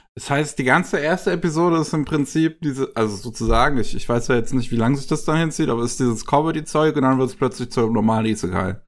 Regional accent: Germany; bei uns in Deutschland

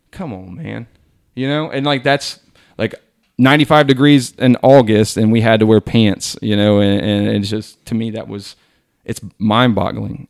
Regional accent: Hillsboro, United States; I'm from Hillsboro.

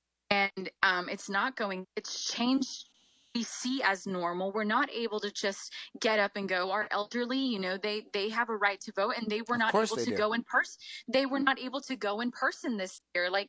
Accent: United States; I'm proud to have Mexican roots. I was born here in the United States.

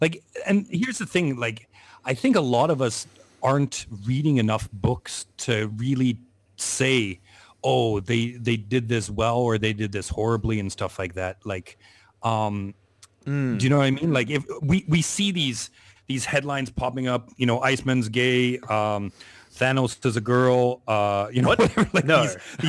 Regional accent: Canada; now in Asia; I'm Canadian, I'm living in Asia

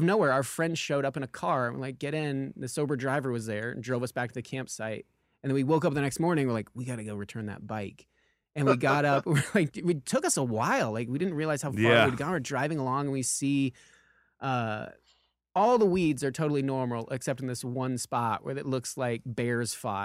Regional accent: Lemmon Valley, Nevada, United States; now in Los Angeles, United States; we're from Lemon Valley, Nevada, and this is how we were raised.

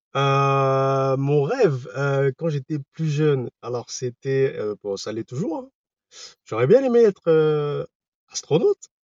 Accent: Paris region, Val-d'Oise, Île-de-France, France; Je viens de la région parisienne, dans le 95

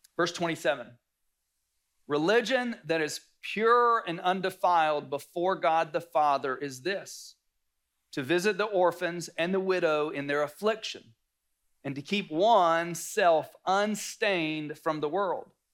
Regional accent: North Carolina, United States; I grew up in the South, North Carolina.

